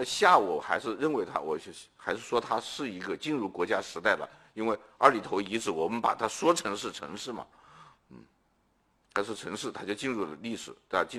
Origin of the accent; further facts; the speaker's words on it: China; 这已经是很站在中国人立场上照顾中华民族，我们中国人民族情绪了。